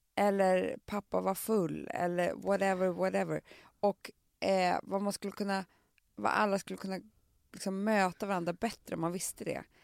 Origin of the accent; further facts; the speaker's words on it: Stockholm, Stockholm County, Sweden; på Söder där jag kommer ifrån